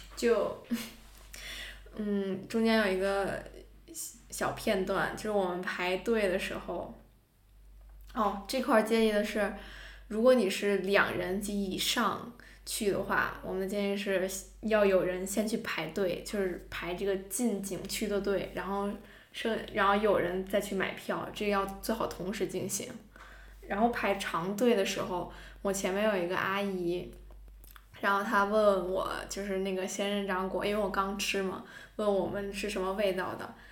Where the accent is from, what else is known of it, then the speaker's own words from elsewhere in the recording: northern China, China; 我是一个北方人